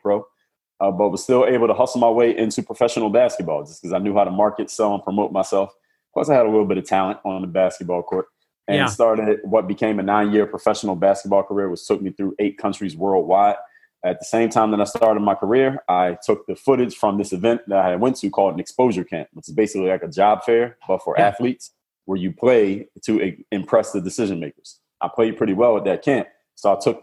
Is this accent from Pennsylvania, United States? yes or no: yes; Philadelphia, Pennsylvania, United States; now in Miami, United States; I'm from Philadelphia, Pennsylvania. Now I live in Miami, Florida